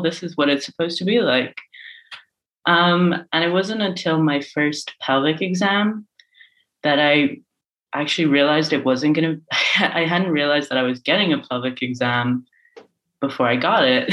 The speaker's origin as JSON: {"language": "English", "country": "Ireland", "tie": "born or raised there", "moved": "yes", "lives_now": "Amsterdam, Netherlands", "said": "I grew up in Ireland and I grew up in a sort of religiously adjacent household"}